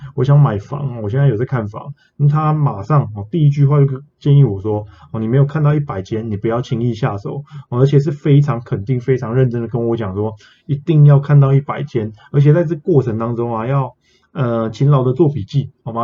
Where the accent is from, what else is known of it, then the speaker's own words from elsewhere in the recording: Taiwan; 我们台湾人